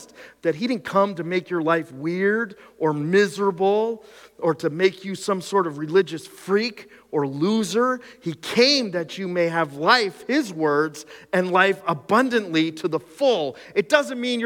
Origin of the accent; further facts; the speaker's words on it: the Skook, Pennsylvania, United States; I grew up in the Skook